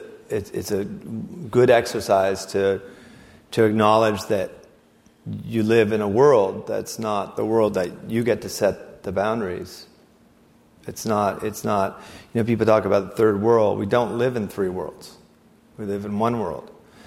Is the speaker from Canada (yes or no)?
no; Siberia, Russia; I mean, did I mention I came from Siberia?